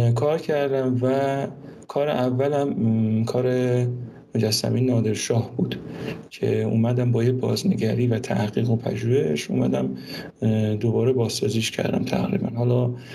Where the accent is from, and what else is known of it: Mashhad, Razavi Khorasan, Iran; moved away